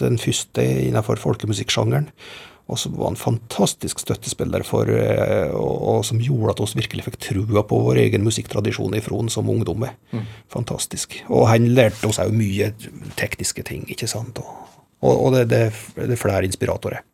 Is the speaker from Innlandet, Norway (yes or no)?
yes; Gudbrandsdalen, Innlandet, Norway; oss som gudbrandsdøl